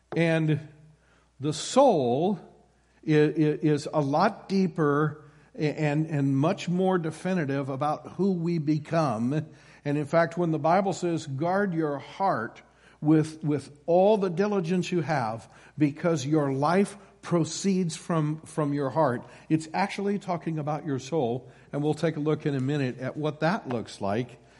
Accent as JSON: {"language": "English", "region": "Iowa", "country": "United States", "tie": "born or raised there", "moved": "yes", "said": "born and raised in Iowa"}